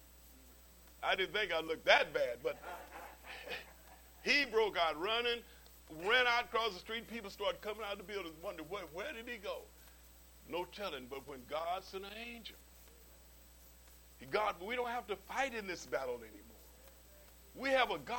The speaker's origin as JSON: {"language": "English", "town": "Okmulgee", "region": "Oklahoma", "country": "United States", "tie": "born or raised there", "said": "Okmulgee, my hometown down in Oklahoma?"}